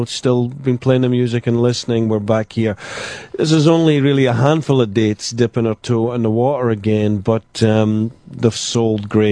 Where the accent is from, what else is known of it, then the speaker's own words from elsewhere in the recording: Glasgow, Scotland, United Kingdom; the music in my house, growing up in Glasgow